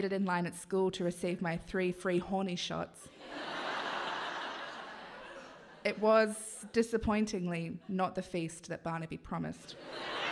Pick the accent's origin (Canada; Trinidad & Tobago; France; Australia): Australia; Gunnedah, New South Wales; also born or lived in Tamworth; I grew up in Gunnedah and in the nearby city of Tamworth